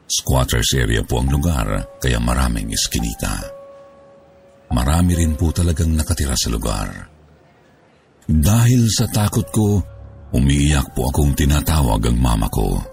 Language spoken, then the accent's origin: Tagalog; Bicol Region, Philippines; Ako po ay lumaki sa Bicol. Doon na po ako nagdalaga. 30 years old na po ako ngayon. Ang nanay ko po ay taga Tacloban at ang tatay ko po ay Cebuano.